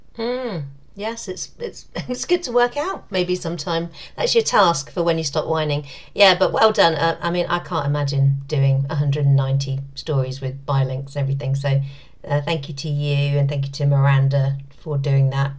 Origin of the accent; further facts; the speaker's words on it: United Kingdom; I'm British